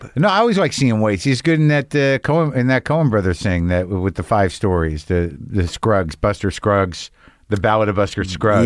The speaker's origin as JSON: {"language": "English", "town": "Albuquerque", "region": "New Mexico", "country": "United States", "tie": "born or raised there", "also_born_or_lived": "Boston", "moved": "yes", "lives_now": "Los Angeles, United States", "said": "I grew up in New Mexico"}